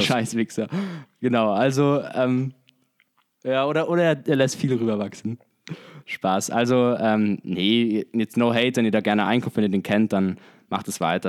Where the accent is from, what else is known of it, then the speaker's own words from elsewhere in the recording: Germany; bei uns in Deutschland